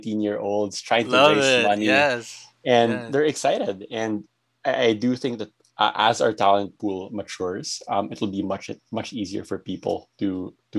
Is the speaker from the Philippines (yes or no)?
yes; Philippines